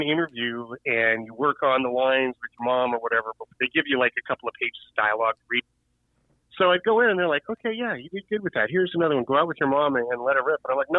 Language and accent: English; South Pasadena, California, United States; moved away as an adult; also born or lived in Hollywood, California / East Los Angeles, California; now in Northern California, United States; I was born in Hollywood. I was raised when my mom had me, we lived in East L.A. And then when I was about 4 or 5 years old, we moved to a small town called South Pasadena. Which is like 3 square miles and had 13 police cars